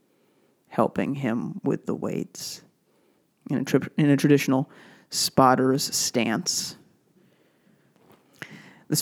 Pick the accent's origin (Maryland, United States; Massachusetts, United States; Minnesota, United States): Massachusetts, United States; Brookline; I grew up in Brookline, Massachusetts